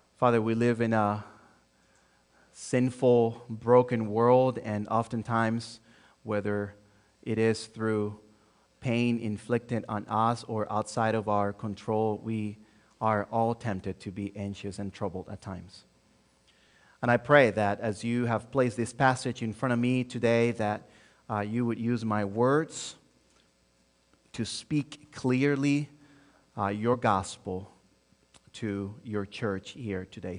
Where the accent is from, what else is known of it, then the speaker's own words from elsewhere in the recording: Santo Domingo, Dominican Republic; first language Spanish; English is a second language; moved away as an adult; also born or lived in Joliet, Illinois; now in United States; born and raised in Santo Domingo, Dominican Republic